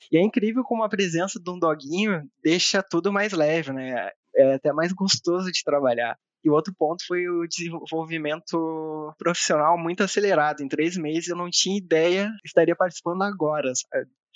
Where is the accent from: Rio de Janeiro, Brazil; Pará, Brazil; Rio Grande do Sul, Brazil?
Rio Grande do Sul, Brazil; moved away as an adult; now in Campinas, Brazil; sou gaúcho, tenho 31 anos